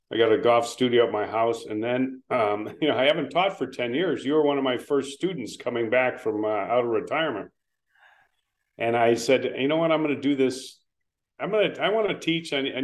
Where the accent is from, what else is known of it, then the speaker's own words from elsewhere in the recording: Lake Forest, Illinois, United States; moved away; I was born in Lake Forest, Illinois. So I always refer to, you know, the fact that I'm from Chicago, but it's actually well north of Chicago. And it was a great community to grow up in.